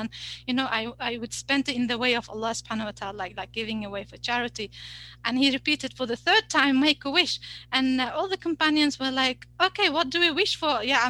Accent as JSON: {"language": "English", "country": "Uzbekistan", "also_born_or_lived": "United Kingdom / Saudi Arabia", "moved": "yes", "said": "I'm like from Uzbekistan, but then from the UK and then in Saudi Arabia. We have no family here, right?"}